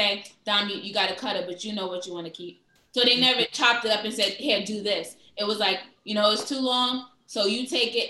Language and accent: English; New York City, New York, United States; I'm from Brooklyn. I'm from East New York